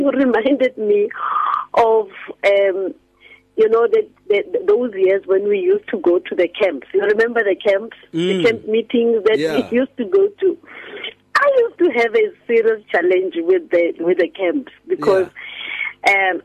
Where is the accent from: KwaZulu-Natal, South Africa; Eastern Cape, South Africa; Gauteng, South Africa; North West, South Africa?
North West, South Africa; Rustenburg; when I was still growing up in Rustenburg